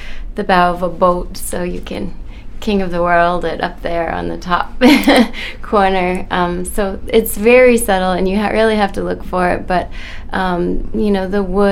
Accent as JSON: {"language": "English", "town": "Rockland", "region": "Maine", "country": "United States", "tie": "born or raised there", "also_born_or_lived": "Millinocket, Maine", "said": "I grew up up north at Millinocket. I had a paper business family, and I've been all over the state. I also grew up with a trawler right in Rockland Harbor, a boat I grew up on. So family in Rockland and high school there"}